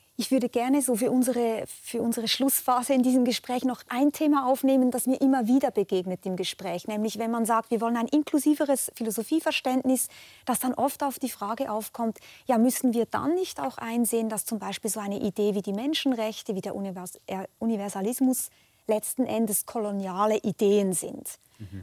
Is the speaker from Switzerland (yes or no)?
yes; Switzerland; mir als Schweizerin